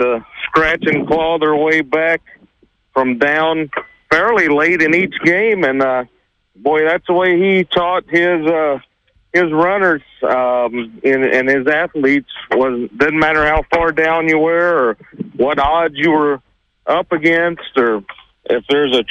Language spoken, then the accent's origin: English; South Carolina, United States; moved away as an adult; now in Terre Haute, United States; I grew up and spent 20-some-odd years of my life in the great state of South Carolina.